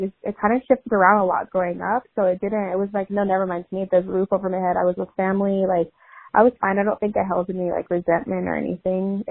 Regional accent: Long Beach, California, United States; also born or lived in Boise, Idaho / Downey, California / Bellflower, California / Cerritos, California; I also was raised in Downey, Bellflower, Long Beach, so just that general area

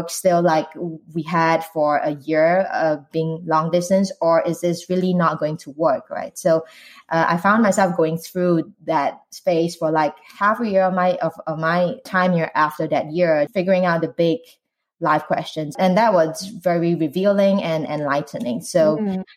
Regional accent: Singapore; moved away as an adult; now in United States; I'm Asian Singaporean

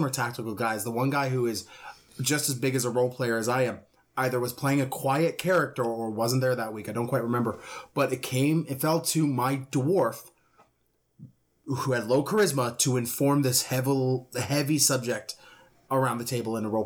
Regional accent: Canada; I'm Canadian.

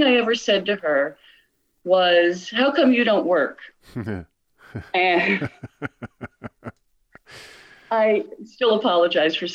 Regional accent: Perth Amboy, New Jersey, United States; moved away as an adult; also born or lived in Bridgewater, New Jersey / Cincinnati / Clarkston, Michigan; I was born in Perth Amboy, New Jersey

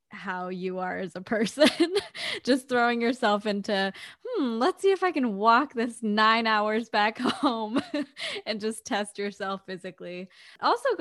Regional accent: Canada; moved away as an adult; also born or lived in Boston; As a Canadian coming down too

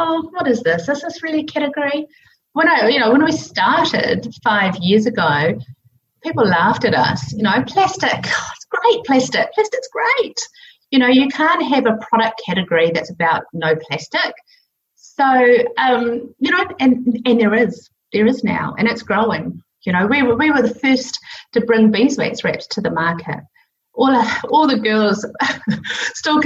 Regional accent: New Zealand; I grew up in New Zealand where we could swim absolutely everywhere and every river, every beach

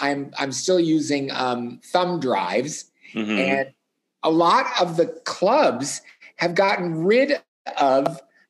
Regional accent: Hibbing, Minnesota, United States; now in Minneapolis, United States; I grew up in Hibbing, Minnesota.

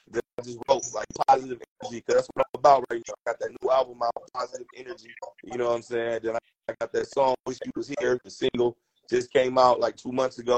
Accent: Long Beach, California, United States; I'm in Long Beach. I'm from Long Beach. You know what I'm saying? Born and raised.

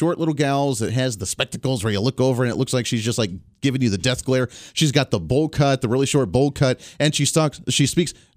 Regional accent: Bailey, Colorado, United States; moved away as an adult; now in Kansas, United States; That's where I grew up, little town of Bailey, Colorado

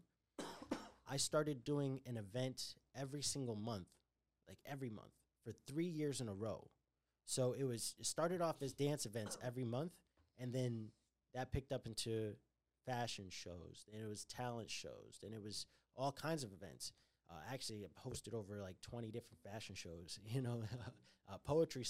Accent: Connecticut, United States; moved away; also born or lived in Brooklyn; I was growing up in Connecticut

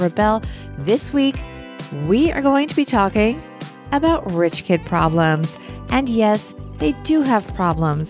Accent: United States; us Americans

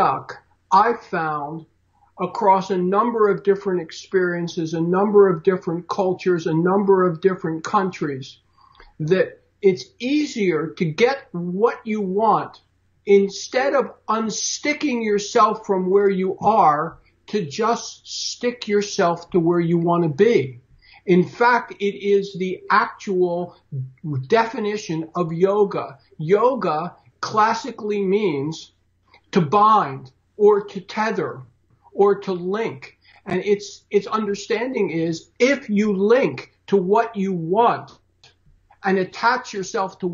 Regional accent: Philadelphia, Pennsylvania, United States; I was born and raised in Philly

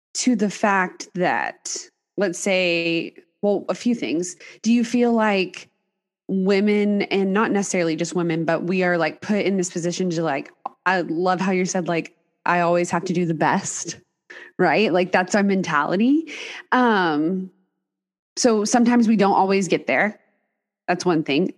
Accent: Texas, United States; moved away; also born or lived in Dallas; I grew up in Texas as well.

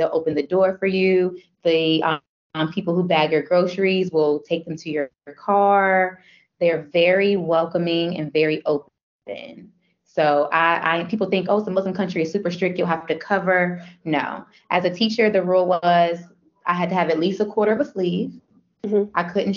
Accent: Virginia, United States; also born or lived in United Arab Emirates; I'm from Virginia.

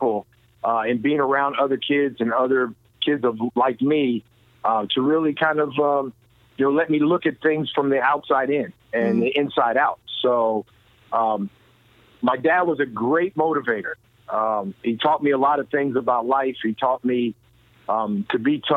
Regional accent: Allentown, Pennsylvania, United States; I was a Boys and Girls Club kid growing up in Allentown, Pennsylvania

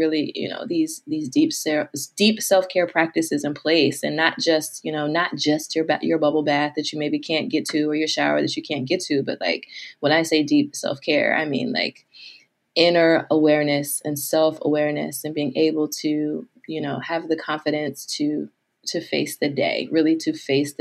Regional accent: United States; my American self

